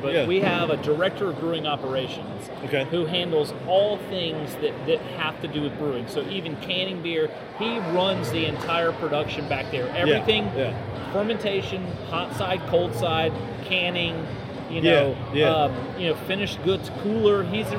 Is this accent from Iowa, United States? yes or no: no; Jacksonville, Florida, United States; I grew up in Jacksonville, born and raised Southern Baptist